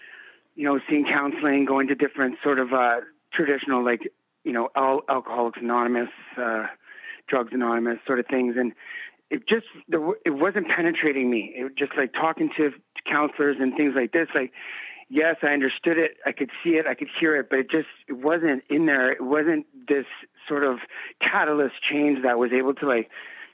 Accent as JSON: {"language": "English", "country": "Canada", "tie": "born or raised there", "said": "I was born and raised in Canada"}